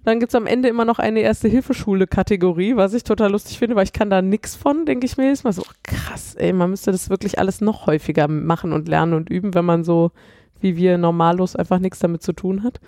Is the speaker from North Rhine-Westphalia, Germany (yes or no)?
yes; Cologne, North Rhine-Westphalia, Germany; now in Düsseldorf, Germany; ich komme ja aus Köln